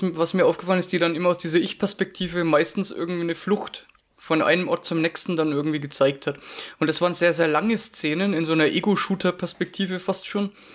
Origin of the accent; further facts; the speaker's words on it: Franconia, Bavaria, Germany; accent: Franconian; als Franke dürfte ich ja das R nicht unterschlagen